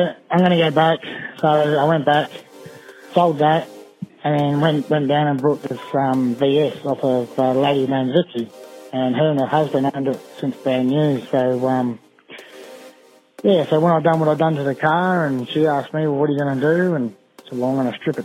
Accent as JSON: {"language": "English", "town": "Mount Gambier", "region": "South Australia", "country": "Australia", "moved": "yes", "lives_now": "Queensland, Australia", "said": "I'm originally from South Australia, Mount Gambier"}